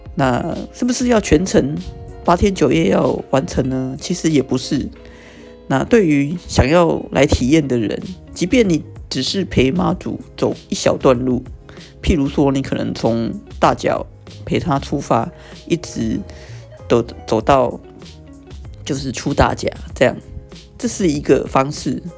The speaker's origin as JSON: {"language": "Chinese", "country": "Taiwan", "said": "身为台湾人"}